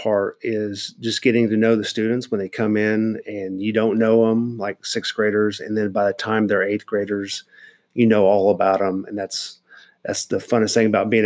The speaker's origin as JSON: {"language": "English", "town": "Wichita", "region": "Kansas", "country": "United States", "tie": "born or raised there", "moved": "yes", "said": "growing up in Kansas"}